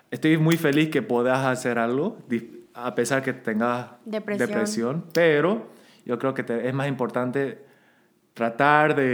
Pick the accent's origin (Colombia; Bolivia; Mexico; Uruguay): Bolivia; Santa Cruz de la Sierra, Santa Cruz; accent: camba; Soy más boliviano de lo que parezco